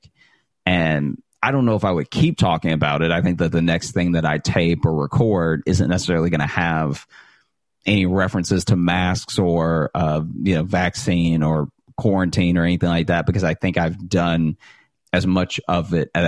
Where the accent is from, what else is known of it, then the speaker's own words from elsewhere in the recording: Alexandria, Louisiana, United States; moved away as an adult; also born or lived in Chicago; now in New York City, United States; growing up in Alexandria, Louisiana